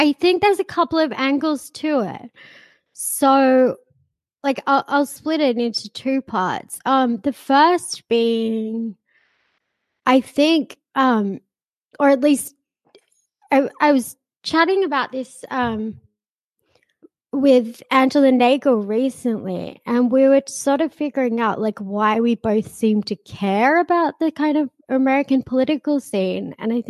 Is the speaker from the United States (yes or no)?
no; Sydney, New South Wales, Australia; Yes, yeah, Sydney. I spent a brief amount of time overseas, like in my 20s, but like mostly lived here. I lived on like the west coast of the States in Canada for a while.